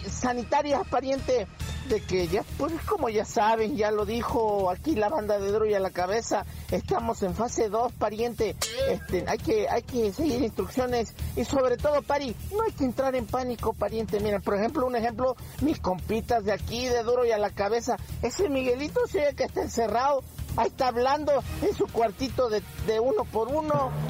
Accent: Tehuacán, Puebla, Mexico; arena de esta de la blanca finita como aquí en mi tierra, San ah. Tehuacán, Puebla, pariente.

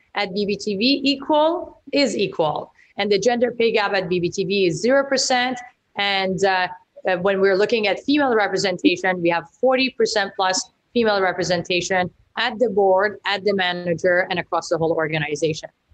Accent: Iran; now in Vancouver, Canada; I grew up in Iran during the revolution

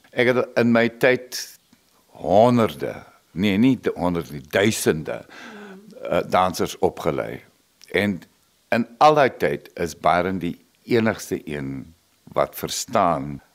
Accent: Nababeep, Northern Cape, South Africa; moved away as an adult; also born or lived in Namibia; now in Okiep, South Africa; Ek en John is albei na Makwalanders. Ek is in Nababib gebore

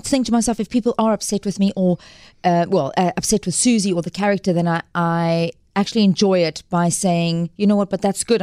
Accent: Cape Town, Western Cape, South Africa; also born or lived in Johannesburg; originally from Cape Town and born and bred Capetonian

